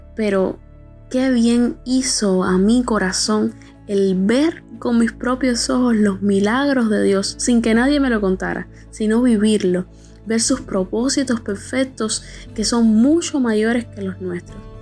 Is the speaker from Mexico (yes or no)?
no; Cuba; Soy de Cuba